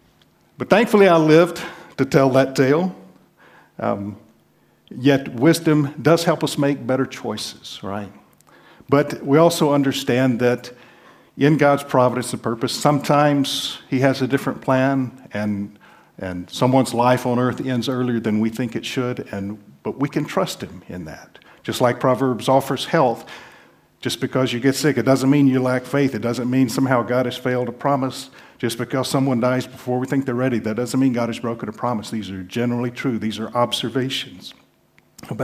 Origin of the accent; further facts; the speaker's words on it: the South, United States; I'm from the South